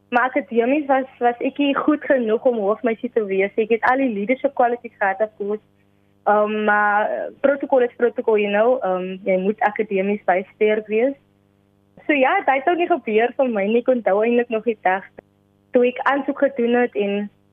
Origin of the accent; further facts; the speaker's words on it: Kraaifontein, Western Cape, South Africa; Ek is van Kraaifontein, woon en reis in Kraaifontein en ek woon tans nog steeds hier.